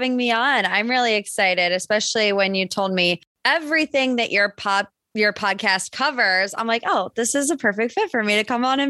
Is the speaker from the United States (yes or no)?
yes; Northeast Ohio, United States; also born or lived in West Virginia; I grew up in Northeast Ohio. That's actually where I am right now. So I grew up a little bit outside of Cleveland.